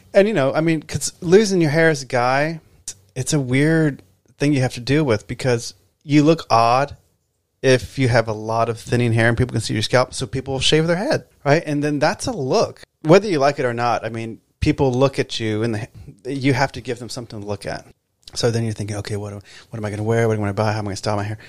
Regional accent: Texas, United States; moved away as an adult; now in Los Angeles, United States; I'm originally from Texas. I I moved to LA 20 years ago almost

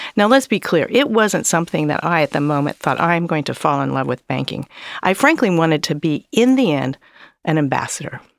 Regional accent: Columbus, Ohio, United States; I grew up in Columbus, Ohio

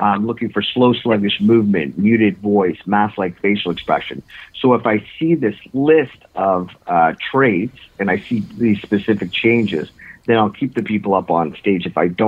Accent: Ontario, Canada; now in Toronto, Canada; I grew up actually in Northern Ontario, believe it or not.

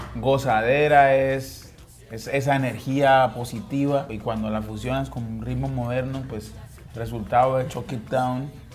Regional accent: Pacific region of Colombia, Colombia; la región de donde nosotros venimos y no solo la región pacífica, sino de Colombia

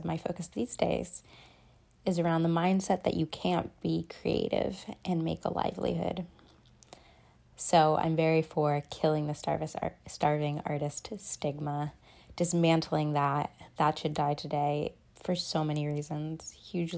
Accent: New York, United States; also born or lived in Massachusetts; I was born in New York State, and by the time I was 4 years old, I was actually living between states, between Massachusetts, the Berkshires, and New York, each weekend

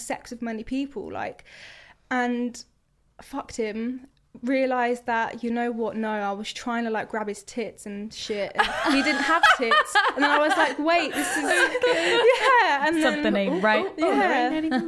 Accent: Croydon, London, United Kingdom; I'm from Croydon as well

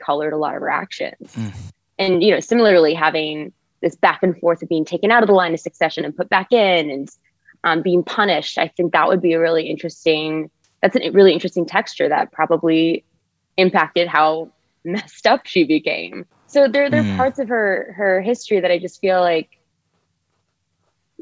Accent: United States; accent: American; I'm an American actor and playwright

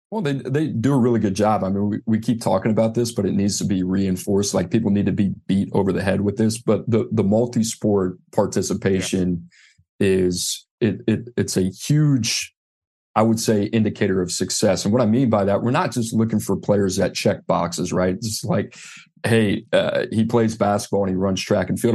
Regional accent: New Orleans, Louisiana, United States; I grew up in New Orleans, New Orleans Saints fan

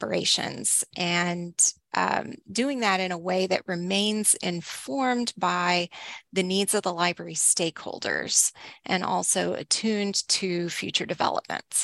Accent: Northeast Texas, United States; now in Lancaster, United States; I grew up in Northeast Texas

